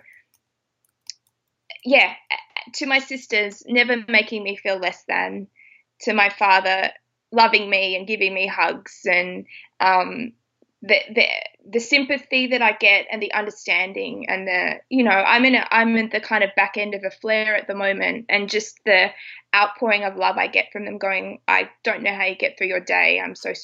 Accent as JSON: {"language": "English", "country": "Australia", "said": "I'm Australian"}